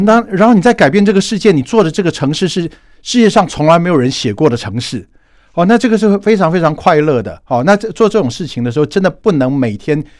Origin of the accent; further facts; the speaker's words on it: Taiwan; 我们台湾人